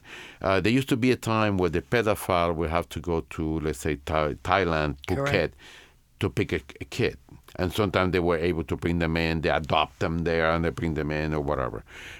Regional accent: Santiago de Cuba, Cuba; And we would go from Tampa to Santiago, my hometown, to the same hospital where I was born.

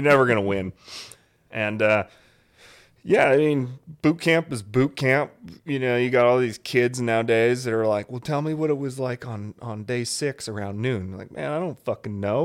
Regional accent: Alaska, United States; moved away as an adult; I grew up in Alaska

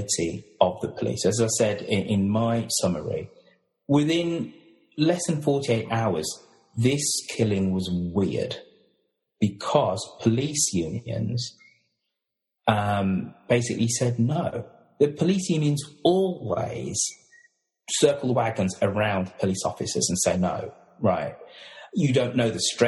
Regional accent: United Kingdom; Being British, we've all grown up watching American dramas

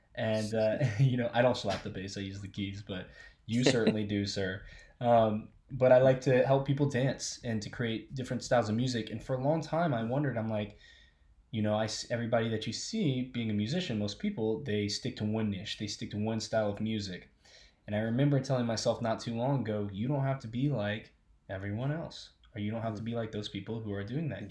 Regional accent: Alexandria, Louisiana, United States; I was born in Louisiana. I was born in Amazing. a place called Alexandria, Louisiana

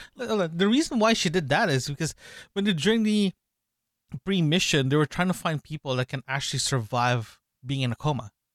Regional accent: Canada; we're from Canada, we're Canadians

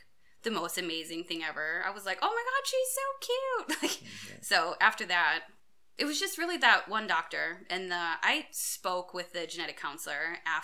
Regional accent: United States; I grew up in a town close to a town called Princeton

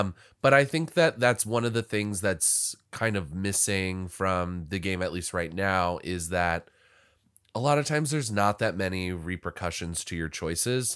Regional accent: Washington, District of Columbia, United States; now in Los Angeles, United States; I'm from Washington, D C, where we had, you know, a lot of his-, historical

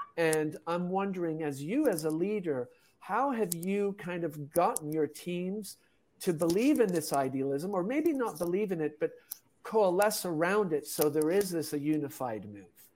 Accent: Switzerland; moved away; also born or lived in Tanzania / China / Japan / Czech Republic; I'm originally from Switzerland, had lived in Europe

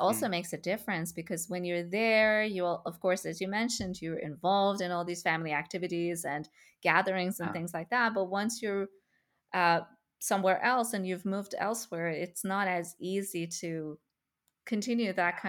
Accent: Iran; not just back in my home country of Iran, but my cousins are now spread all over the world.

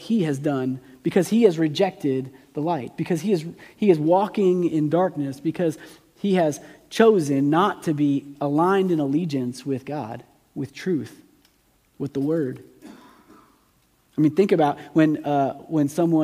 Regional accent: United States; as an American

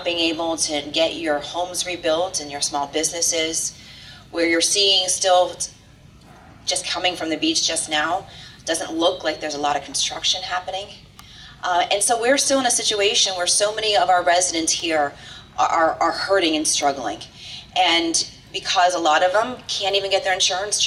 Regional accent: Miami, Florida, United States; I was born and raised in Miami

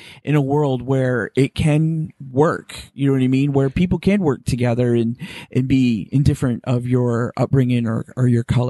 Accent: Midwest, United States; I come from a generation where, and because I'm from the Midwest, and the way I was raised, very Catholic, very

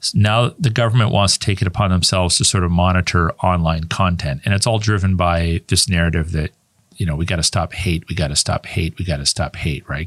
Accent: Canada; also born or lived in United States; I was born in Canada. And my primary residence is always being in Canada

